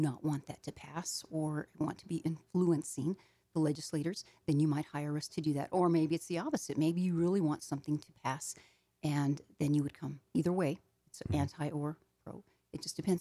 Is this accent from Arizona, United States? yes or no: yes; Arizona, United States; I am from Arizona. I live in Phoenix, Arizona